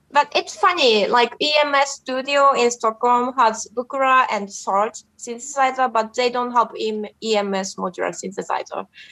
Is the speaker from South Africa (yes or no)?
no; Japan; in my hometown in Japan